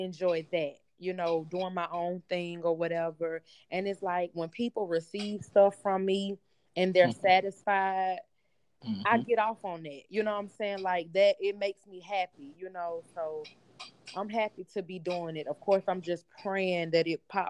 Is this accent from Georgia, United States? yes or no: yes; Atlanta, Georgia, United States; I'm from Atlanta